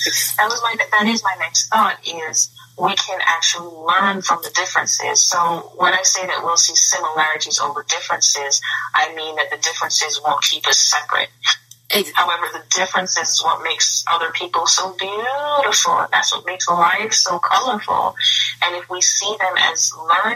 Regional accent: Jamaica; now in United States; I'm from Jamaica originally, the island of Jamaica.

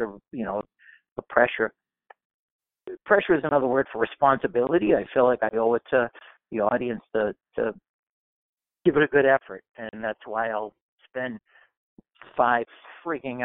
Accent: Weymouth, Massachusetts, United States; I'm from Weymouth, Mass

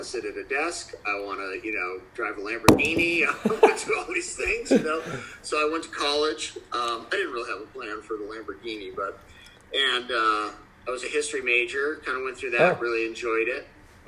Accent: Maine, United States; I grew up in Maine.

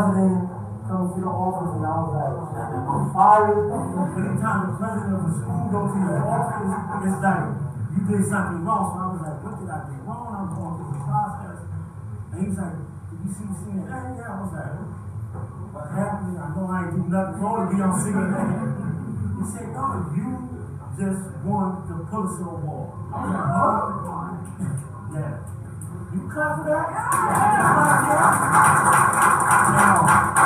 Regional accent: Philadelphia, Pennsylvania, United States; I don't come from the suburb, I come from North Philadelphia

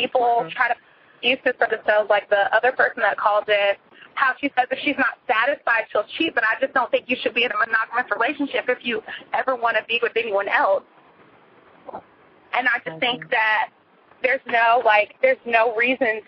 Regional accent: Greensboro, North Carolina, United States; I'm from Greensboro

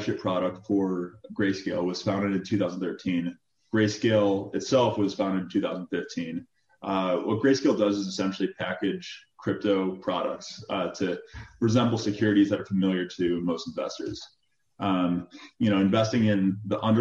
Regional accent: Chicago, Illinois, United States; moved away; also born or lived in Michigan; Originally from Chicago. I grew up in the city of Chicago

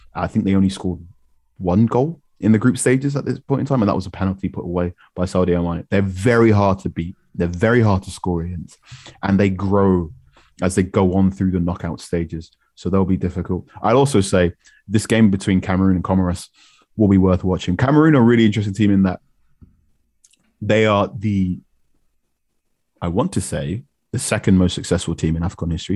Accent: Ghana; I'm Ghanaian

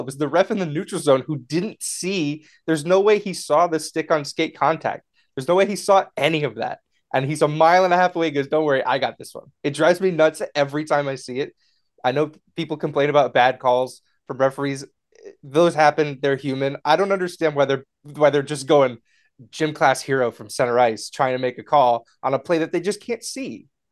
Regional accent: Connecticut, United States; I'm from Connecticut

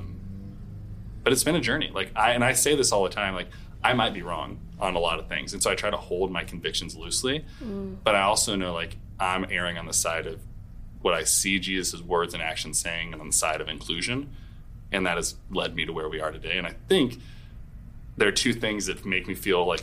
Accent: Portland, United States; moved away as an adult; now in St. Louis, United States; I grew up in Portland, like, a pretty progressive world

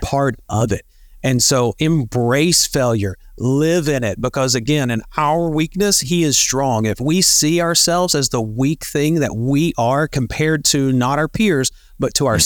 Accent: Northeast Tennessee, United States; moved away as an adult; also born or lived in Pensacola, Florida / Beaufort, South Carolina / Yuma, Arizona; we grew up in Northeast Tennessee

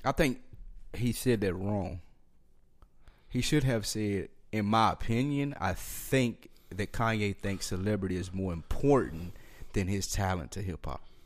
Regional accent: New York, United States; I'm from New York

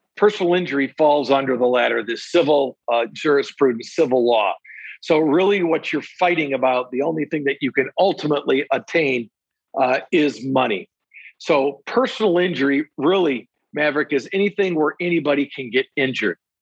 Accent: Saginaw, Michigan, United States; also born or lived in Three Rivers, Michigan / Van Wert, Ohio; now in Detroit, United States; settled in Saginaw, where really I went to uh, public schools in Saginaw Township there from kindergarten years all the way through my uh, high school graduation. So I consider myself in my hometown to be Saginaw

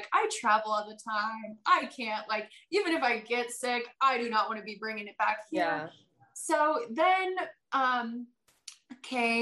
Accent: Granby, Colorado, United States; moved away as an adult; also born or lived in Wyoming / Alaska; got a job back in my hometown in Colorado, which was the wildest thing. And so I quit FBN and I moved back to my hometown

